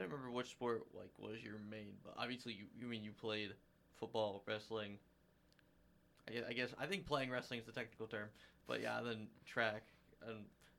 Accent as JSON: {"language": "English", "town": "Bluffton", "region": "Ohio", "country": "United States", "tie": "born or raised there", "said": "I grew up here, so, like I guess, like, I love and appreciate everything about Bluffton"}